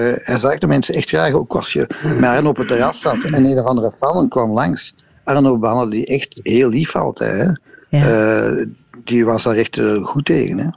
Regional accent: Brussels, Brussels-Capital Region, Belgium; als Brusselaars

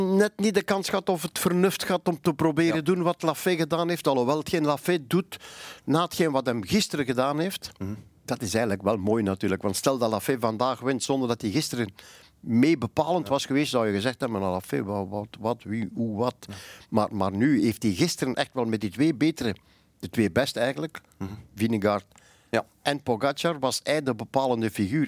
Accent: Flanders, Belgium; ik ben Vlaming

